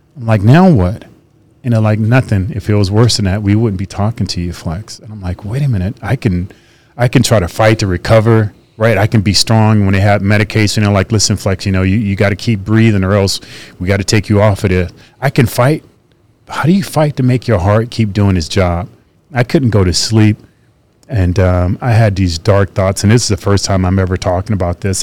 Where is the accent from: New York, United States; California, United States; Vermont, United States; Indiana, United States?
California, United States; Fresno; It was in Fresno, my hometown.